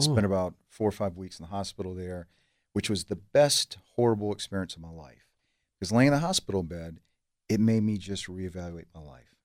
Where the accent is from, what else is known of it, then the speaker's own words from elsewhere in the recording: Savannah, Georgia, United States; moved away; also born or lived in Los Angeles; I grew up outside of Savannah, a few miles outside of Savannah, uh, in a trailer park, dirt poor